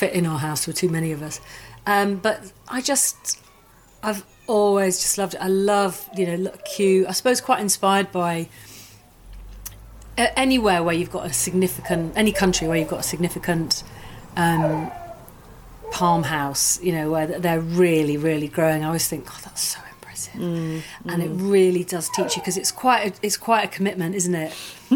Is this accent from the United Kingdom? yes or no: yes; Yorkshire and the Humber, United Kingdom; I grew up in Yorkshire, East Yorkshire